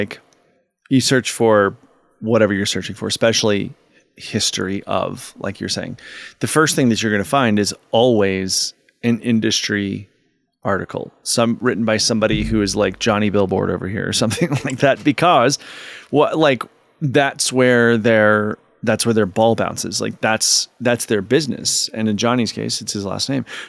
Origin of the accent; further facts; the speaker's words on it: Southeastern Virginia, United States; I'm from Southeastern Virginia